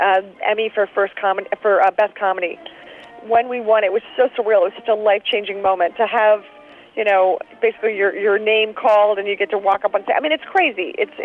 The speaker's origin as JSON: {"language": "English", "town": "Philadelphia", "region": "Pennsylvania", "country": "United States", "also_born_or_lived": "New York / Chicago", "said": "Absolutely. I'm from Philadelphia. I lived in New York. I lived in Chicago for 5 years."}